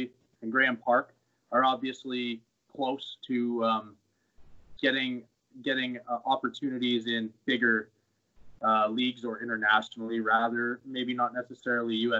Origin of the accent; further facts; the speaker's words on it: Bonnyville, Alberta, Canada; now in Edmonton, Canada; I liked growing up there